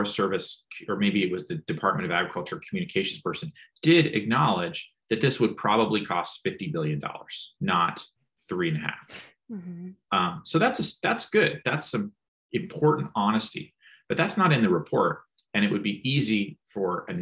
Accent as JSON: {"language": "English", "region": "California", "country": "United States", "said": "as a Californian"}